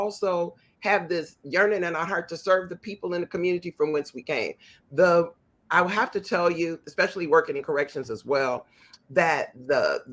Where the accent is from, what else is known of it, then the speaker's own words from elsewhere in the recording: Chicago, Illinois, United States; as a kid growing up in the Inglewood community of Chicago